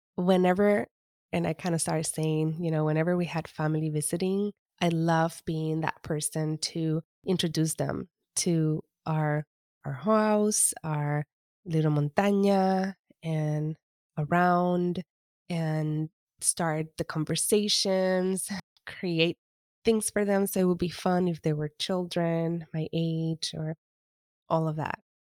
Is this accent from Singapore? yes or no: no; East Coast of Puerto Rico, Puerto Rico; I am, was born and raised in the East Coast of Puerto Rico.